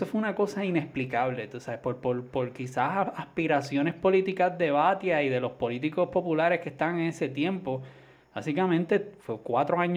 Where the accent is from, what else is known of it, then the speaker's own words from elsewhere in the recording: Puerto Rico; tú sabes cómo somos los puertorriqueños.